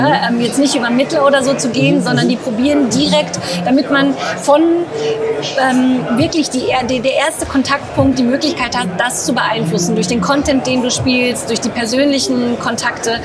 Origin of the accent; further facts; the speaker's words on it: Ostwestfalen-Lippe, North Rhine-Westphalia, Germany; also born or lived in England; ich bin in Ostwestfalen-Lippe groß geworden